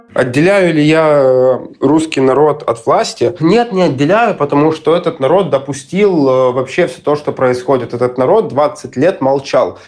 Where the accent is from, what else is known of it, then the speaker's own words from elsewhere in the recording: Kharkiv, Kharkiv Oblast, Ukraine; moved away as an adult; Я родился и вырос в Харькове